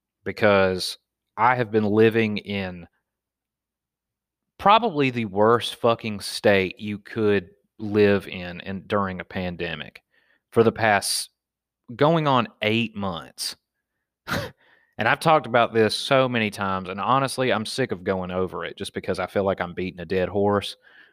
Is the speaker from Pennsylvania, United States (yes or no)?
yes; Pennsylvania, United States; man, I'm a fucking redneck. I'm from Pennsylvania, and I get shot in the back with paintballs, and I don't bitch out.